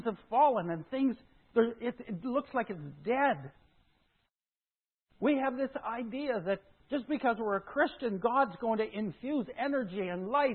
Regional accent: Saskatchewan, Canada; moved away; also born or lived in Modesto, California / Mill Valley, California; I grew up in Saskatchewan.

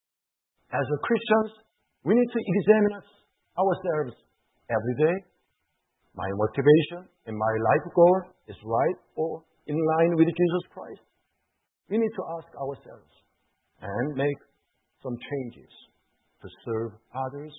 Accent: South Korea; moved away

